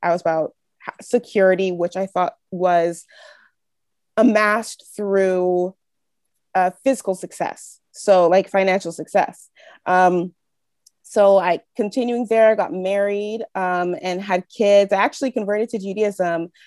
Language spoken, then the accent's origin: English; Northern California, United States; moved away as an adult; now in Quebec, Canada; I grew up in, um, California, in Northern California